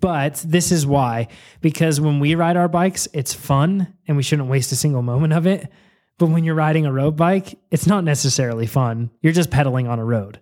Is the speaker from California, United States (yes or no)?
yes; Yolo County, California, United States; I was born in Yolo County